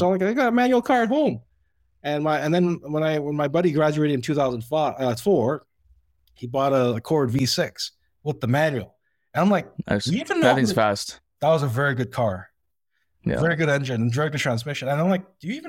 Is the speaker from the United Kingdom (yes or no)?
no; Mississauga, Ontario, Canada; So I grew up in Mississauga